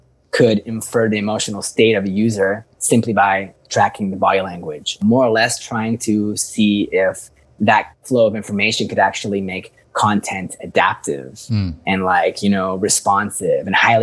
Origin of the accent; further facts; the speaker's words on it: Vancouver, British Columbia, Canada; moved away as an adult; also born or lived in Iran / Dubai / Spain; now in Portugal; I was born in Iran and raised in Vancouver since I was four